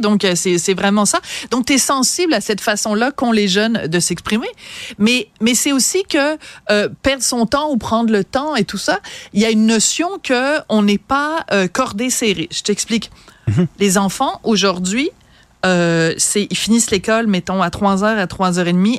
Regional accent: France; accent: French; also born or lived in Quebec; now in Canada; j'ai un léger accent

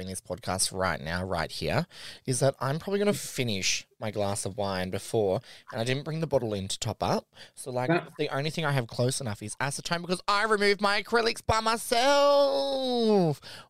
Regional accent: Australia; because I'm Australian

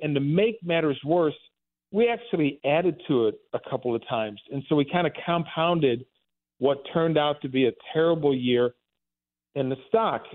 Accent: Dellwood, Missouri, United States; I grew up in Delwood. This is out, you know, on Saint Charles Rock Road

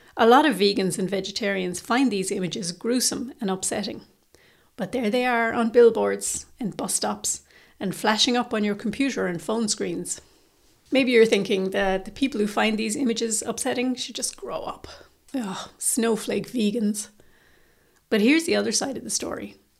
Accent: Ireland; Irish vegans

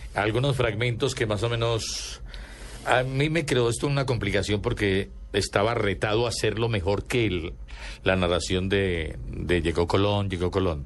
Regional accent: Antioquia, Colombia; yo era, yo soy antioqueño

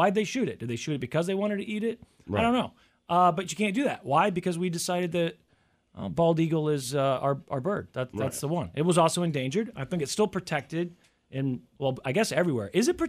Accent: United States; growing up in the United States

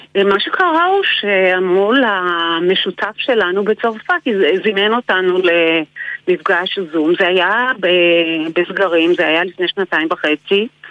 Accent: Israel; אני ישראלית

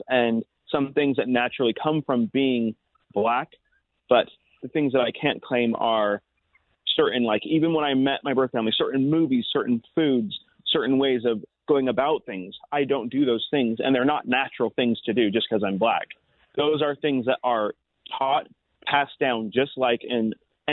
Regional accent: Utah, United States; my culture is Utah

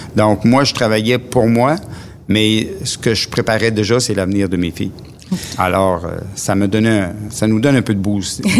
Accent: Matane, Quebec, Canada; je viens de Matane. je suis euh, quelqu'un qui a toujours resté à Matane

